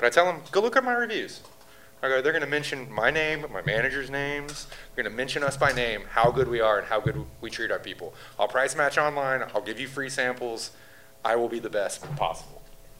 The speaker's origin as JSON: {"language": "English", "town": "Fort Worth", "region": "Texas", "country": "United States", "tie": "born or raised there", "moved": "as an adult", "lives_now": "Houston, United States", "said": "I grew up in Fort Worth."}